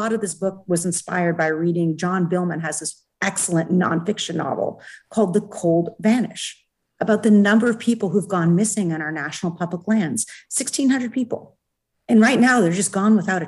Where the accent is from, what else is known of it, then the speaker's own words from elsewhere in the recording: Oregon, United States; now in New Hampshire, United States; I come from Oregon.